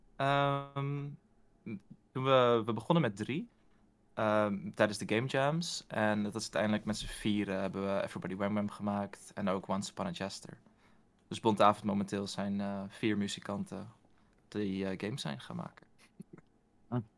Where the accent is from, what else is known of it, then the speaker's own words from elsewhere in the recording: Utrecht, Netherlands; ik kom ook uit Utrecht.